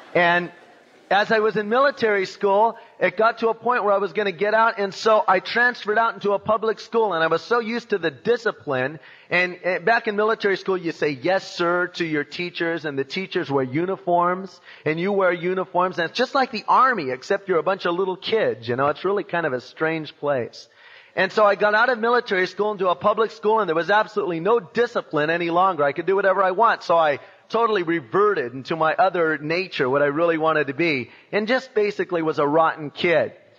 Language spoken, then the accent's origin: English; Long Beach, California, United States; I was born in Long Beach in 1952